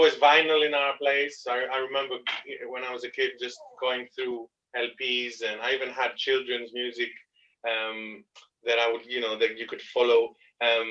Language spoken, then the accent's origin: English; Greece; moved away as an adult; also born or lived in France; now in Leicester, United Kingdom; basically my main growing up time was in Greece